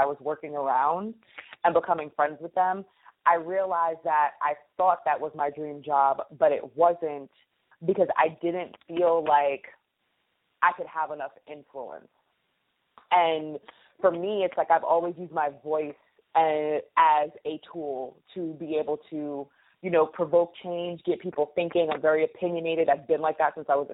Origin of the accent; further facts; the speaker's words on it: Poughkeepsie, New York, United States; moved away as an adult; also born or lived in New Rochelle, New York / Paris, France / Chiang Mai, Thailand / Niigata, Japan; now in Bronx, New York, United States; growing up in Poughkeepsie, I went there literally from elementary school all the way through graduating high school